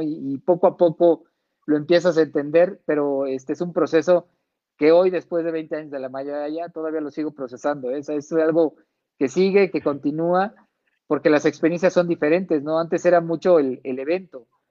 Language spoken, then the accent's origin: Spanish; Mexico